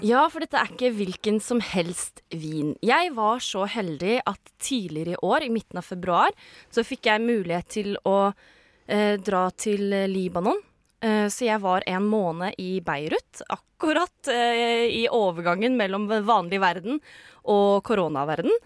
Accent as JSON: {"language": "Norwegian", "town": "Sande", "region": "Vestfold", "country": "Norway", "said": "Jeg er fra Sande"}